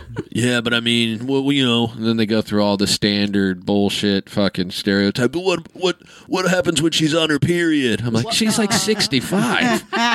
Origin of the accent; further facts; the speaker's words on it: Kansas City, Kansas, United States; I'm from Kansas City.